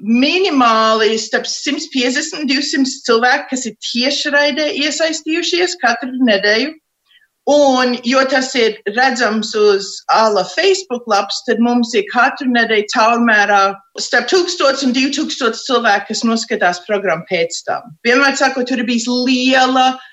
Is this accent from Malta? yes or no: no; United States; uzaugot šeit, Amerikā, mēs jau visi taisījām savus tērpus.